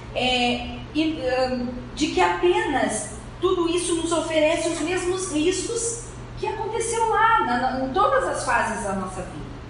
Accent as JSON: {"language": "Portuguese", "region": "Rio Grande do Sul", "country": "Brazil", "moved": "as an adult", "lives_now": "Rio de Janeiro, Brazil", "said": "Eu sou gaúcha, moro no, no Rio há 25 anos"}